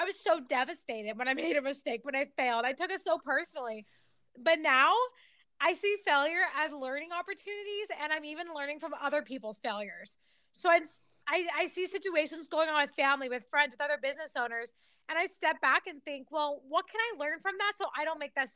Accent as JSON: {"language": "English", "region": "Texas", "country": "United States", "tie": "born or raised there", "moved": "yes", "lives_now": "Washington, D.C., United States", "said": "I'm a DC transplant, Texas native. I grew up in Texas and lived all over the country"}